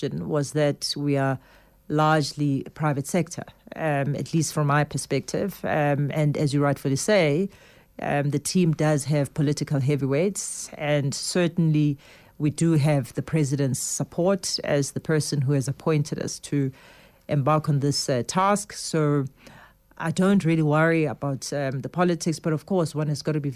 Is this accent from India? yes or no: no; South Africa; as a South African